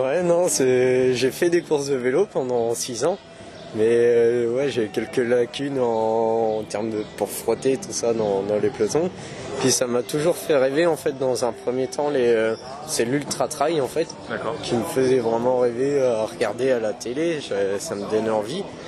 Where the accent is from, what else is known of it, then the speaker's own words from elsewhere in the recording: Poitiers, Nouvelle-Aquitaine, France; moi je viens de Poitiers, j'ai 23 ans et euh, j'ai toujours vécu euh, à Poitiers, dans un petit village à côté